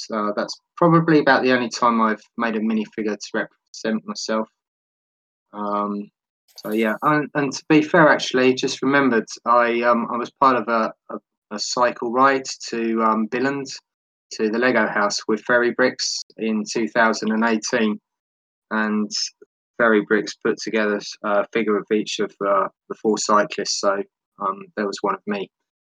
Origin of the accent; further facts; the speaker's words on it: London, United Kingdom; now in Devon, United Kingdom; And I'm from England, born and bred in London. I've moved out of the city to the southwest of Devon, which is a lot more rural for me.